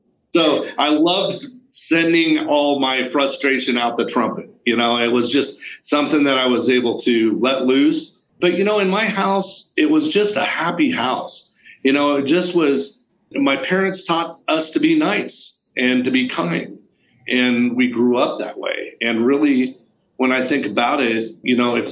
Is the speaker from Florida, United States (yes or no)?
no; Oregon, United States; I grew up in Oregon